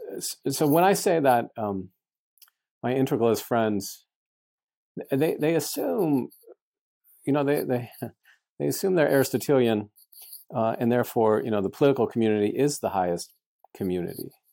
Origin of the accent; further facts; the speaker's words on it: United States; I'm an American. I'm proud of my country